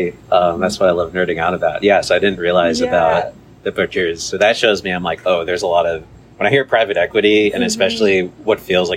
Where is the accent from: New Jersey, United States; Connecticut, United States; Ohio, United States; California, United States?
California, United States; Cupertino; I grew up in Cupertino, which is a suburb.